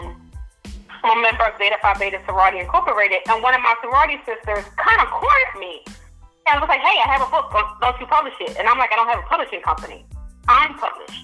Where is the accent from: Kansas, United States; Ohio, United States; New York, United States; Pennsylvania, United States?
Pennsylvania, United States; Philadelphia; I'm from North Philadelphia